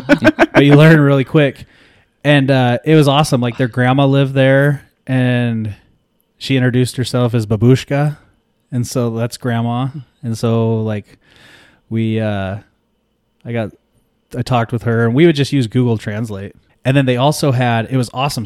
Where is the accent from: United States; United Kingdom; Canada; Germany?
United States; California